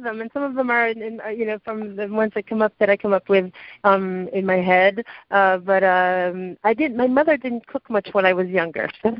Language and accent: English; Jupiter, Florida, United States; also born or lived in France; Yeah, so like I said, I was born in France, but then we moved to the U.S. So I grew up in Jupiter, Florida, and where my mother still lives.